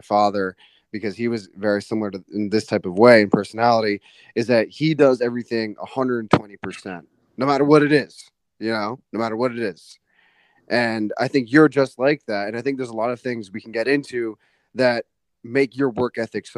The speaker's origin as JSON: {"language": "English", "region": "Connecticut", "country": "United States", "tie": "born or raised there", "also_born_or_lived": "New York City", "said": "I moved from New York City to Connecticut"}